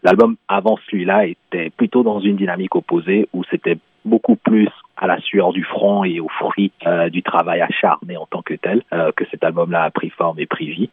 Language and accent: French; Benin; moved away; au Bénin, euh, qui est mon pays d'origine